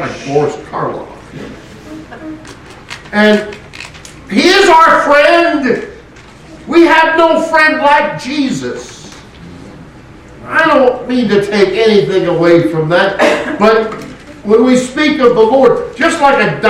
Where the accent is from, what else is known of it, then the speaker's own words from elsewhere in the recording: West Coast, United States; moved away; I grew up on the West Coast